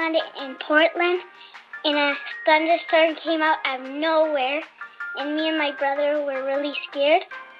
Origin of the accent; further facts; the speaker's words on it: Santiago, Santiago Metropolitan Region, Chile; I'm from Chile, Santiago.